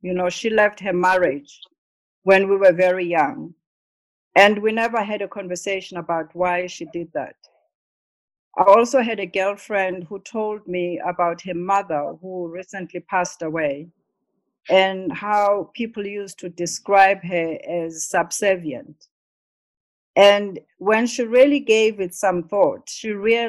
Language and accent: English; South Africa; we grew up in South Africa